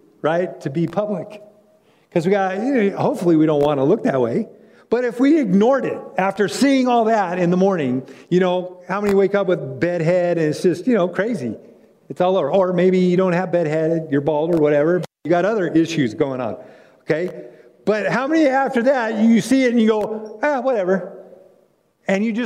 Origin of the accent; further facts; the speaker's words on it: California, United States; moved away as an adult; now in North Carolina, United States; I grew up in California, and when God called us to North Carolina